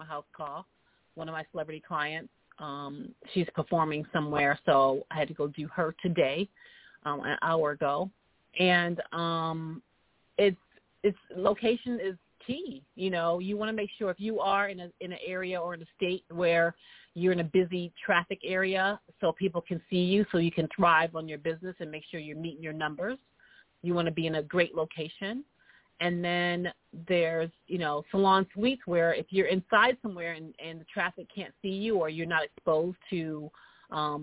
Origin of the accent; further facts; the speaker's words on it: New York, United States; now in Los Angeles, United States; me being a New Yorker in L.A.